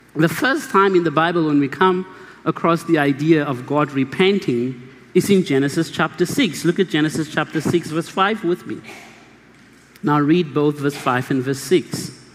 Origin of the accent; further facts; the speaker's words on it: Mahikeng, North West, South Africa; English is a second language; also born or lived in Kimberley, South Africa; I was born in Kimberley and I grew up in Mahikeng